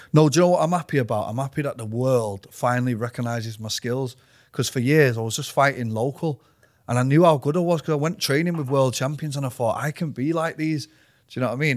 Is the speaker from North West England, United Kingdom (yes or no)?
yes; Manchester, North West England, United Kingdom; I was born in Withington. So grew up around there